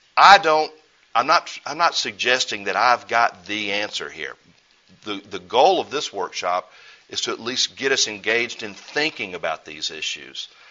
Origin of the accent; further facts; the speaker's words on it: United States; as an American